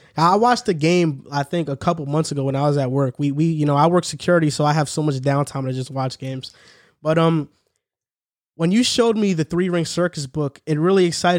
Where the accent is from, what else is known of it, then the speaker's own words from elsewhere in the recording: New Jersey, United States; I'm from New Jersey.